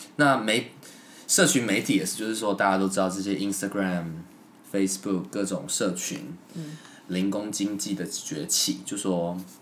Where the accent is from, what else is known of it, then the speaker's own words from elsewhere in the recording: Miaoli County, Taiwan; moved away; 我老家，庙里好像有一大柜都是那个时候，你知道吗？演出